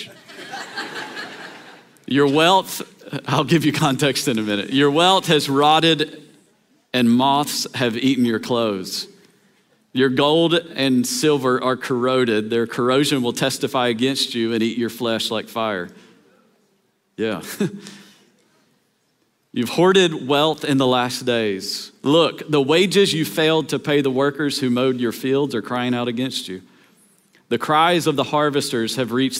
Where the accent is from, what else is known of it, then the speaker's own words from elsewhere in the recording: Tennessee, United States; we grew up in Tennessee